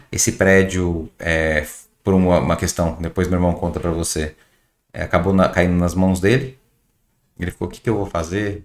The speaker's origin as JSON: {"language": "Portuguese", "region": "São Paulo", "country": "Brazil", "tie": "born or raised there", "also_born_or_lived": "Ceará", "moved": "as an adult", "said": "nasci em São Paulo"}